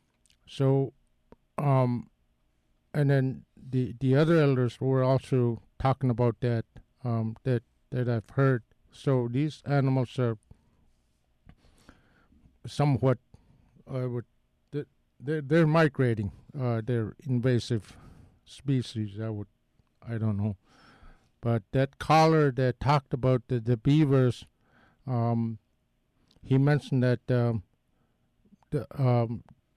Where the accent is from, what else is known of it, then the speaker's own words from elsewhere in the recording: Nelson Island, Alaska, United States; where I come from Nelson Island